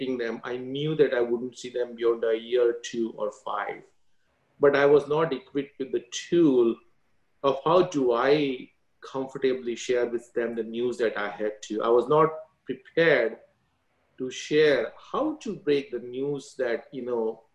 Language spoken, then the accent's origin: English; India; now in United States; I grew up in India, went to Catholic school